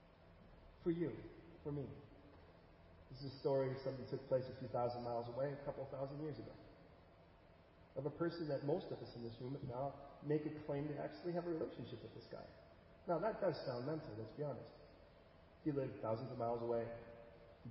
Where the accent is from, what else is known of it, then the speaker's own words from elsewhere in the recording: California, United States; also born or lived in Chicago, Illinois; spent most of my years in California